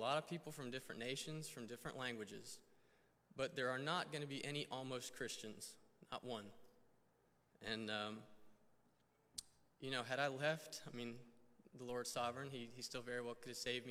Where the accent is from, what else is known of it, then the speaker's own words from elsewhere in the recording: Weddington, North Carolina, United States; also born or lived in Florida; I was actually born in Florida, moved up to North Carolina when I was 4. I claim North Carolina as my home state, even though technically it's not. But I grew up in Weddington, which is a little south of Charlotte